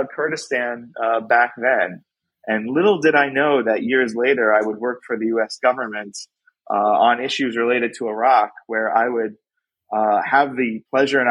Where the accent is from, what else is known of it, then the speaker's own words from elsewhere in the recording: upstate New York, United States; also born or lived in Brooklyn, New York; we moved upstate to a small vegetable farm in upstate New York. And so from the age of 6 on, that's where I grew up